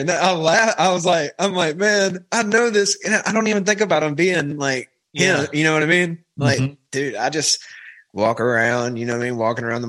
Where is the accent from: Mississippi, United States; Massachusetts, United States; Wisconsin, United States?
Mississippi, United States; Pearl; moved away as an adult; now in Hattiesburg, United States; Dude, I'm from Pearl.